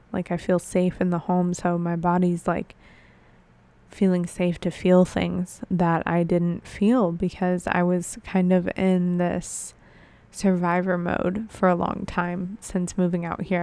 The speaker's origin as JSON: {"language": "English", "town": "Buffalo", "region": "New York", "country": "United States", "tie": "born or raised there", "moved": "yes", "said": "Buffalo, my hometown"}